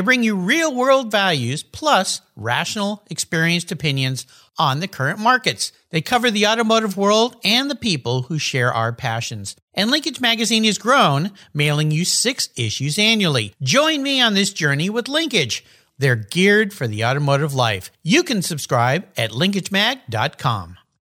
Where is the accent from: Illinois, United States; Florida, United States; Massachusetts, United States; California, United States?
California, United States; Southern; I grew up in Southern California surfer